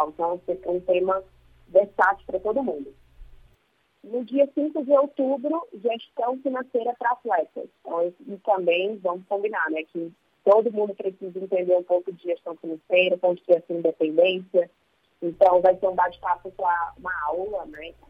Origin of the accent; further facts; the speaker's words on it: Ceará, Brazil; Eu sou cearense, sou